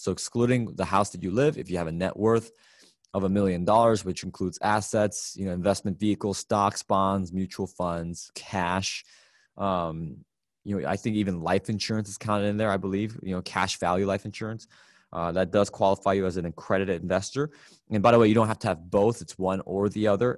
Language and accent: English; Chicago, Illinois, United States; my hometown of Chicago, Illinois